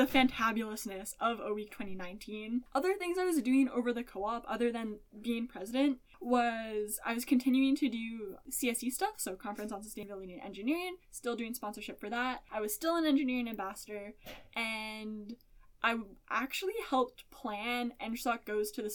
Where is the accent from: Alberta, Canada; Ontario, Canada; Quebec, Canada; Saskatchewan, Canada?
Alberta, Canada; Spruce Grove; moved away; not that far from my hometown and my home city of Spruce Grove, Alberta